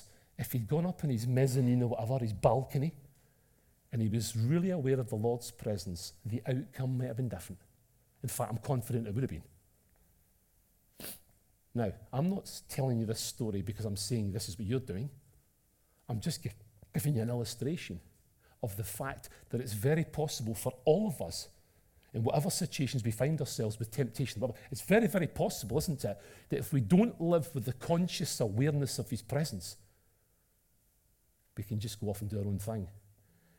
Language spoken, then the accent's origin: English; Scotland, United Kingdom; accent: Scottish (Taggart-style)